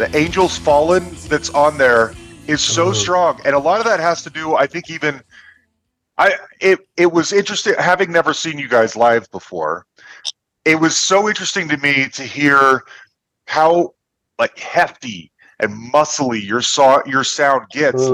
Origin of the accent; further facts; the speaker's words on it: Salt Lake City, Utah, United States; I grew up in Salt Lake City, Utah, which is probably Podunkville